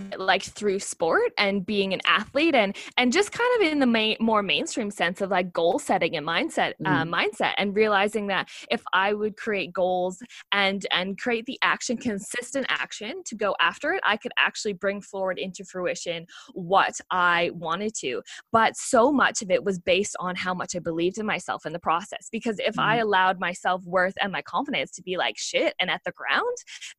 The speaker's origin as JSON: {"language": "English", "country": "Australia", "said": "So I'm really proud to say that I am an Australian Olympian. And you might be finding that a little bit funny because I know I'm sure everyone hears my accent"}